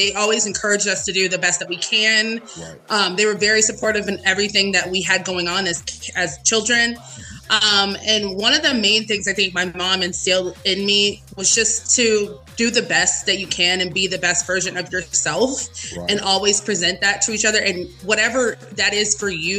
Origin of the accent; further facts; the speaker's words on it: Las Vegas, Nevada, United States; also born or lived in Los Angeles, California; born in Los Angeles, California. But I moved here to Las Vegas when I was 3. So I've been in Vegas ever since